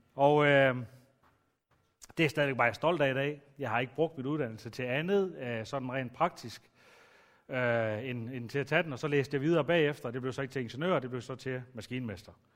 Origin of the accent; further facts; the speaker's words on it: Aalborg, North Denmark Region, Denmark; Jeg er vokset op ude i Aalborg Øst